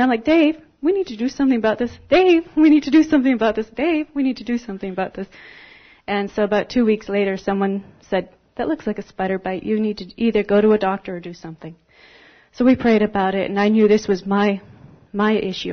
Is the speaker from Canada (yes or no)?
yes; Canada; moved away as an adult; I'm from Canada